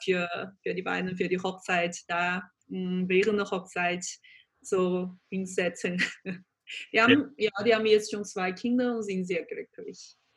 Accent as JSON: {"language": "German", "town": "Changzhou", "region": "Jiangsu", "country": "China", "tie": "born or raised there", "also_born_or_lived": "Beijing / Germany / Vienna", "second_language": "German", "moved": "as an adult", "said": "ganz, ganz typische, äh, traditionell chinesische Familie, äh, also in der Nähe von Shanghai. Das heißt, ähm, Jingtan oder Changzhou"}